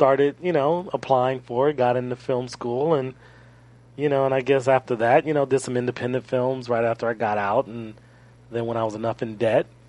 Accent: Los Angeles, California, United States; I'm born and raised in Los Angeles. Really, really close to Inglewood.

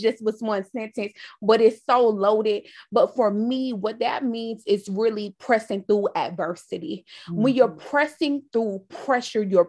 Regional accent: New York City, New York, United States; now in Raleigh, United States; I am originally from Brooklyn, New York, currently reside in Raleigh, North Carolina

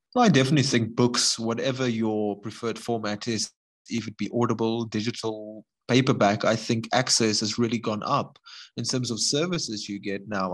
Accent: Gordon's Bay, Western Cape, South Africa; my hometown in Gordons Bay

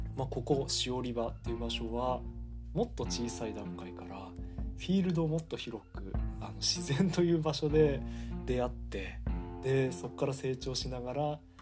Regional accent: Ishikawa, Fukushima, Japan; also born or lived in Hida; 僕の地元石川町の沢田っていう地区

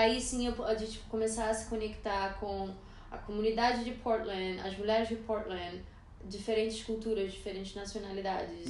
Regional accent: Brazil; moved away; sendo brasileira e morando aqui

